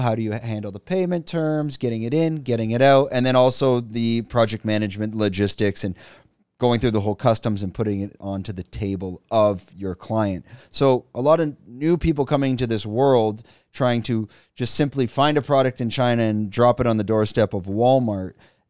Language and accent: English; Canada; And what the, but as Canadian, like Canadians, no, I'm joking. we're used to drinking whiskey or, you know, dark liquors and that.